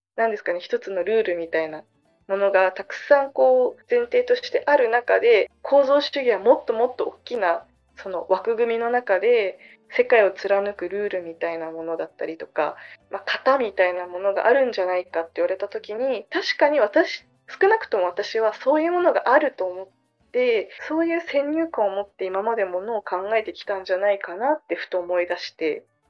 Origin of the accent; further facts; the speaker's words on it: Okinawa, Japan; moved away; 両親が沖縄出身 じゃないんだけどでもその沖縄で育って県外の人ってずっと沖縄で言われて育ってきた